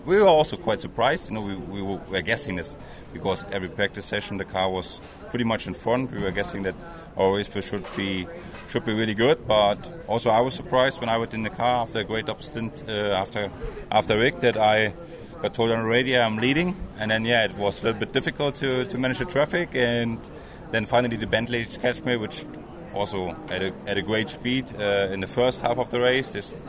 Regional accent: Germany; English is a second language; Nissan Germany is supporting me for driving for Nissan at the 24 Hours at Nürburgring, like my home country

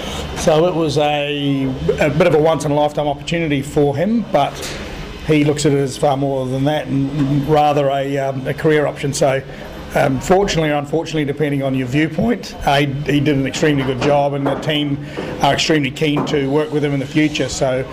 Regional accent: New Zealand; now in Australia; And being a Kiwi, I'm quite happy to promote good products that come from New Zealand in Australia.

